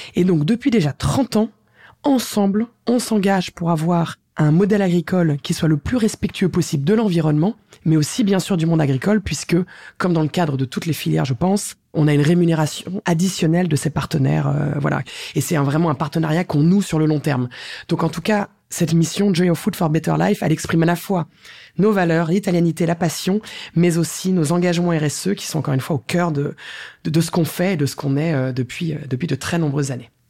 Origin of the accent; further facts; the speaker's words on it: France; je suis française